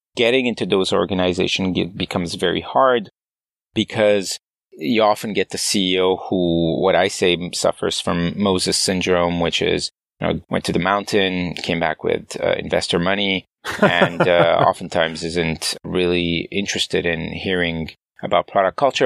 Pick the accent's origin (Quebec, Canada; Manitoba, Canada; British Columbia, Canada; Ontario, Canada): Quebec, Canada; Montreal; moved away as an adult; also born or lived in San Francisco, United States; As a Canadian living in the valley